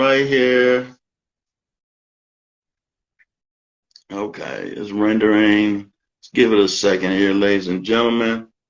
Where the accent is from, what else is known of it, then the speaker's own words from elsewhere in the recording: Canton, Ohio, United States; moved away; also born or lived in Stamford, Connecticut; Nah, I'm from Canton, Ohio.